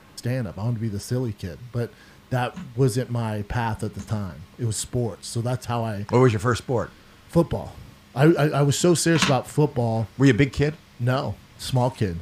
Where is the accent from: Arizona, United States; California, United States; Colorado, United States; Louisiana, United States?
Colorado, United States; Aurora; moved away as an adult; also born or lived in Denver, Colorado; now in Los Angeles, United States; I'm from Aurora